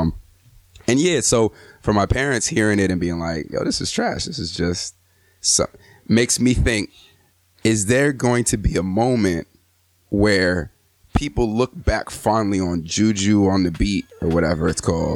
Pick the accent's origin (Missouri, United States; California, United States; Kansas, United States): California, United States; Southern; I grew up in Southern California around that time